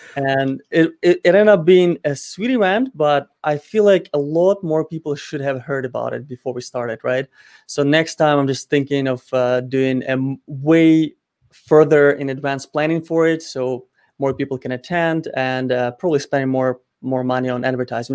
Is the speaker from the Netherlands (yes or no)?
no; Ukraine; moved away; my home country in Ukraine